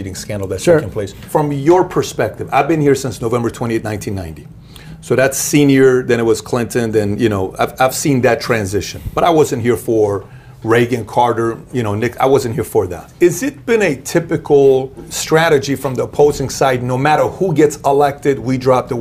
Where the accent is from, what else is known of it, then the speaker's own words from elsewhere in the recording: Iran; now in United States; I was born and raised in Iran